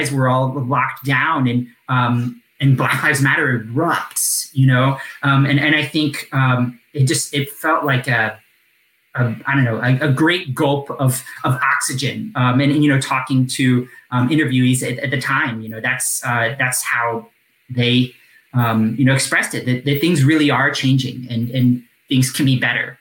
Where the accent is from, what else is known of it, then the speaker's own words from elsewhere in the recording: Deep South, United States; moved away; I'm from the Deep South